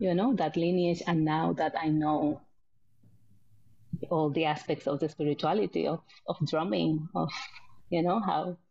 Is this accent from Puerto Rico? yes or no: yes; San Juan, Puerto Rico; moved away as an adult; also born or lived in United States / Iraq; now in Norway; I'm born and raised in Puerto Rico, in the capital, Puerto Rico, which is like a big city.